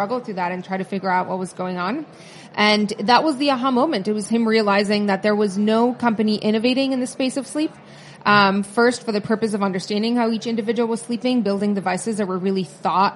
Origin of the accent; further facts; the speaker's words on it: Tijuana, Baja California, Mexico; moved away as an adult; now in New York, United States; I grew up in Tijuana in the border with California.